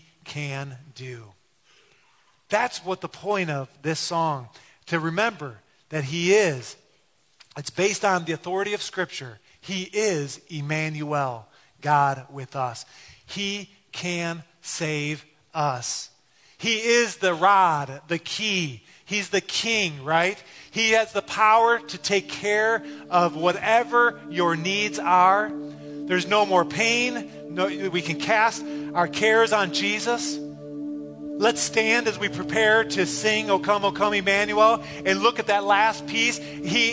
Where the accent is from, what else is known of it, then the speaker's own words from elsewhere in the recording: Detroit, Michigan, United States; growing up in Detroit